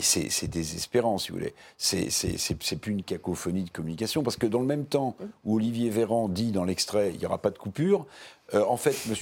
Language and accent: French; France; en tant que Français